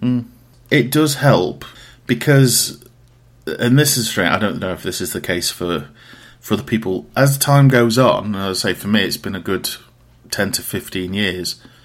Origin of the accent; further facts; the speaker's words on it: Riddings, East Midlands, United Kingdom; I am from a place called Riddings in Derbyshire, um, which is about half an hour outside of Derby.